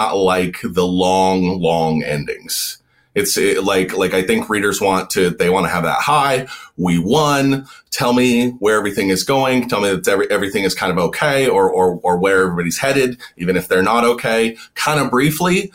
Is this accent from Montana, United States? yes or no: yes; Montana, United States; I grew up in the West